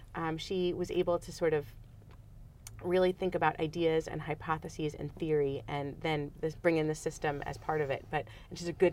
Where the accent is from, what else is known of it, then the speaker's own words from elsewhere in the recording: New York, United States; I'm from New York